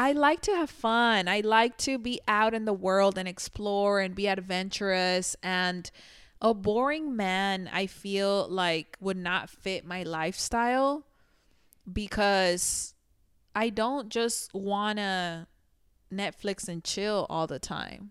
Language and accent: English; Mexico; now in United States; I grew up in Mexico